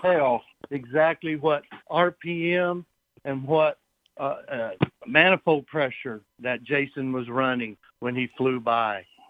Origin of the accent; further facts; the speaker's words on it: Nashville, Tennessee, United States; moved away as an adult; also born or lived in California; I grew up in Nashville, Tennessee